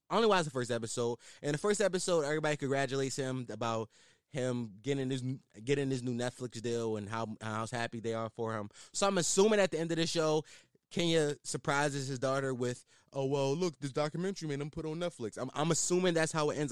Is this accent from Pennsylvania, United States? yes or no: yes; Philadelphia, Pennsylvania, United States; I am a Philadelphian